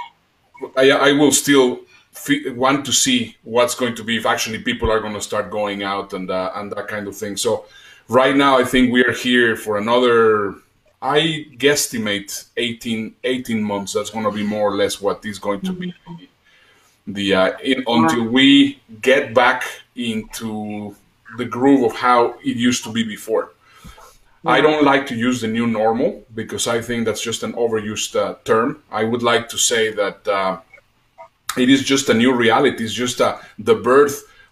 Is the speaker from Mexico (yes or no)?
yes; Mexico; accent: a mix of Spanish and Dutch; English is a second language; moved away as an adult; also born or lived in Germany / United Kingdom / Netherlands / Dubai; I am Mexican. Possibly you will hear a little bit in my accent. I lived in Mexico until I was 18. At 18, I moved to Europe